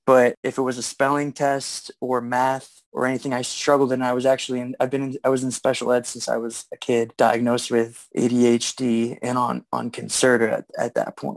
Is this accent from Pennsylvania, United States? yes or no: yes; Erie, Pennsylvania, United States; now in Pittsburgh, United States; I'm born and raised in Erie, Pennsylvania. I live in Pittsburgh now